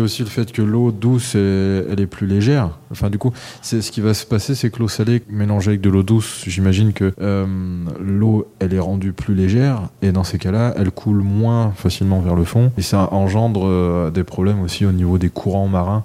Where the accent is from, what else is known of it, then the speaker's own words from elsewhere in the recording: France; chez nous, en France